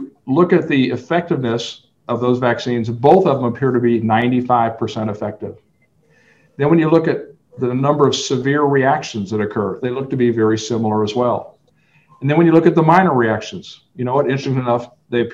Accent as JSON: {"language": "English", "town": "Fairbanks", "region": "Alaska", "country": "United States", "tie": "born or raised there", "moved": "yes", "lives_now": "El Paso, United States", "said": "I grew up in Fairbanks, Alaska, and it gets about minus 40"}